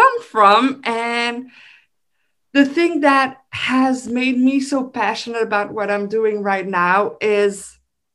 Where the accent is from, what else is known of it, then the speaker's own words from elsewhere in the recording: Belgium; I'm from Belgium. So people from Belgium, we love our food.